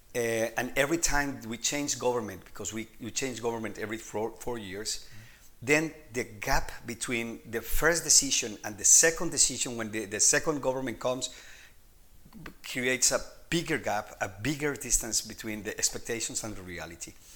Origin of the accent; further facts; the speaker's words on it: Colombia; moved away as an adult; now in Denmark; I'm originally from Colombia